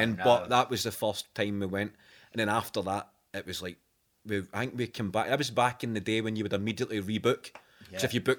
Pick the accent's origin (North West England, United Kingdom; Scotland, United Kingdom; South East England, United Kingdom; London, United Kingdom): Scotland, United Kingdom; Clydebank; born or raised there